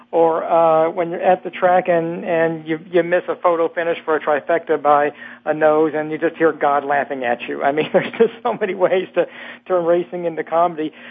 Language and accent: English; Louisville, Kentucky, United States; I'm from Kentucky